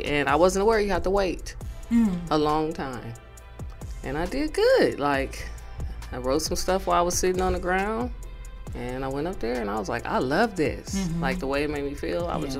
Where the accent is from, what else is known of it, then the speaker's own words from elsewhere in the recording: Los Angeles, California, United States; I'm originally from Los Angeles, California. I'm born and raised here.